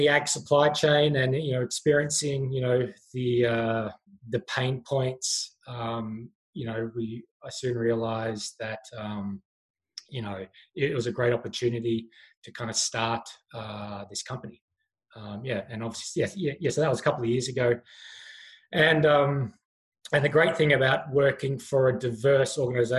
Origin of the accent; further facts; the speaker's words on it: Patchewollock, Victoria, Australia; moved away as an adult; now in Canada; originally from Australia, from a town called Patchewalik